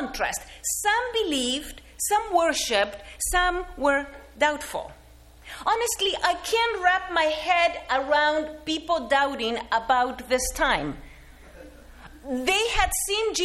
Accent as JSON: {"language": "English", "country": "Argentina", "tie": "born or raised there", "moved": "yes", "said": "as a kid growing up in Argentina"}